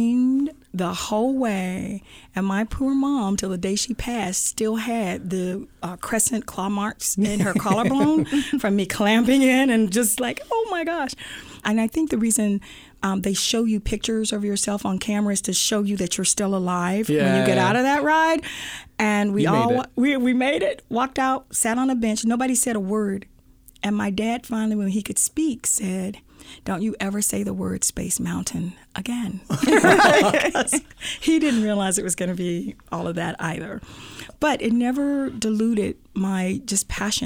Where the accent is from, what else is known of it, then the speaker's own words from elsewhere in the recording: Anniston, Alabama, United States; now in Silicon Valley, United States; I'm from Anniston, Alabama.